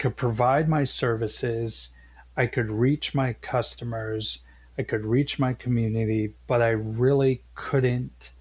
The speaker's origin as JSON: {"language": "English", "town": "Boston", "region": "Massachusetts", "country": "United States", "also_born_or_lived": "Maine", "moved": "yes", "said": "I'm originally from Boston."}